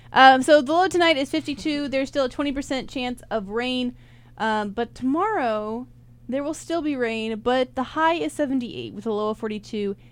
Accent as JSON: {"language": "English", "town": "Rock Hill", "region": "South Carolina", "country": "United States", "said": "I'm from Rock Hill"}